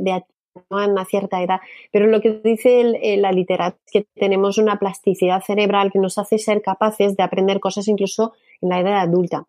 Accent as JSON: {"language": "Spanish", "country": "Canada", "second_language": "Spanish", "moved": "as an adult", "lives_now": "Spain", "said": "yo que soy canadiense"}